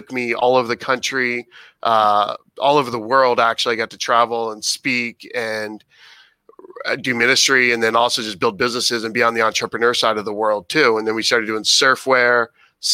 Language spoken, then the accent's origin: English; Cocoa Beach, Florida, United States; also born or lived in Fort Lauderdale, Florida / Boca Raton, Florida / Dallas, Texas; sixth grade on, I grew up in a place called Cape Canaveral, Cocoa Beach, yeah. Merritt Island, Florida area